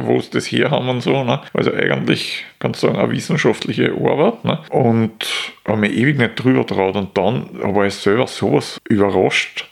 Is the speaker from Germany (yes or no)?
no; Austria; als Österreicher